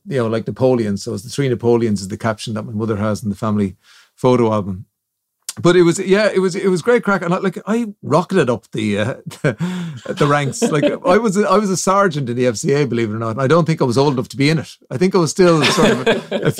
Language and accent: English; Kildare, Leinster, Ireland; I'm from Kildare Town